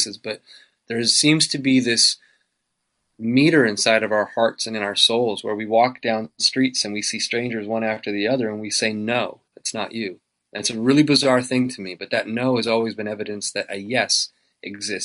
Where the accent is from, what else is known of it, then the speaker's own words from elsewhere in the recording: Canada; I'm so Canadian